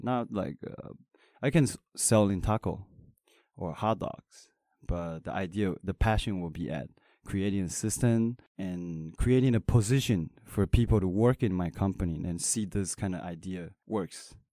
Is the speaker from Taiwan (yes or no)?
yes; Taiwan; I'm not American. I'm Taiwanese